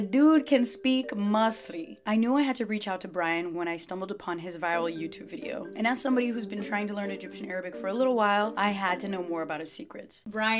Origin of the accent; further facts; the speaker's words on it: Brazil; first language Portuguese; English is a second language; moved away; No, sou brasileira, so my first language is Portuguese. Then as a 5-year-old, I learned English.